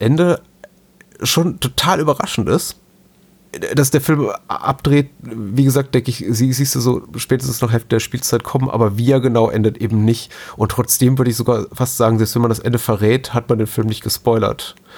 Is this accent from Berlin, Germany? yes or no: no; Lower Franconia, Bavaria, Germany; in dem Umfeld, wo ich aufgewachsen bin, wie gesagt, in Unterfracken